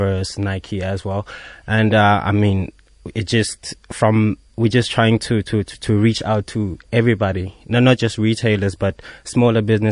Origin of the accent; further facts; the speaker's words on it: Mpumalanga, South Africa; now in Johannesburg, South Africa; I'm originally from Mpumalanga, but I've been in Joburg for the longest time.